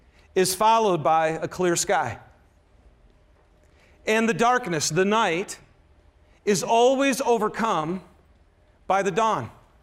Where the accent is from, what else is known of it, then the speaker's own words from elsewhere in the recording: Michigan, United States; now in Utah, United States; Yes, I am from Michigan, but I'm a Ute now, baby.